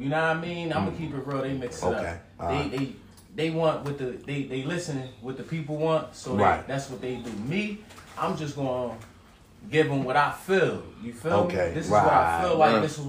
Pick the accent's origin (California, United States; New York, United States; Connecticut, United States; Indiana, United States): New York, United States; Rochester; also born or lived in Philadelphia; because I was up in New York when I'm from